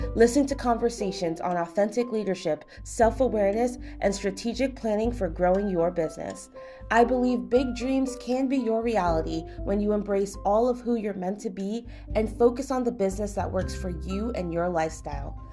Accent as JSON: {"language": "English", "region": "Connecticut", "country": "United States", "said": "I'm from Connecticut"}